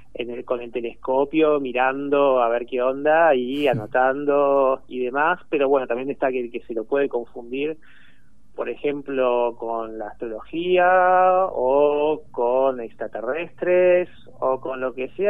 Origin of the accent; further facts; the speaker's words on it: Argentina; yo soy de acá, digamos, soy de acá